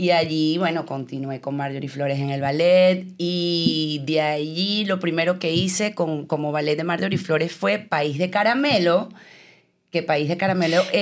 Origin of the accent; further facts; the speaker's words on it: Venezuela; moved away as an adult; yo pensé que yo iba a poder continuar ejerciendo mi profesión en mi país. Realmente para mí nunca fue una meta irme de Venezuela. Yo me sentía demasiado bien en mi país.